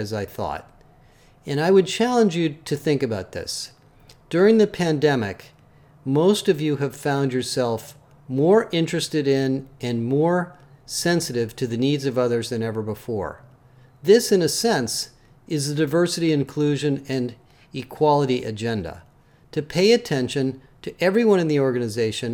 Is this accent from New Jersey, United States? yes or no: no; Berkeley, California, United States; also born or lived in Oakland, California / Richmond, California; I grew up in Berkeley